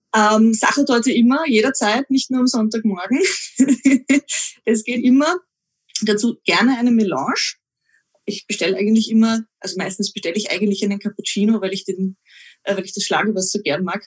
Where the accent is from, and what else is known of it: Vienna, Austria; born or raised there